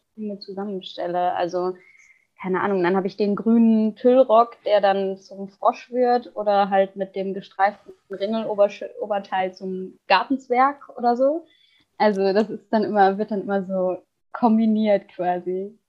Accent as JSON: {"language": "German", "area": "Ruhr area", "region": "North Rhine-Westphalia", "country": "Germany", "tie": "born or raised there", "moved": "yes", "lives_now": "Cologne, Germany", "said": "aufgewachsen bin ich im Ruhrgebiet."}